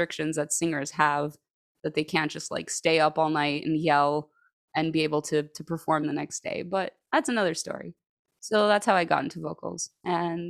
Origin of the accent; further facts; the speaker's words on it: Greece; moved away as an adult; now in Chicago, United States; I grew up in Chicago, but then when I was 10 years old, my parents and I, we moved to Greece, because my parents are Greek. So, and I stayed there up until the age of like 25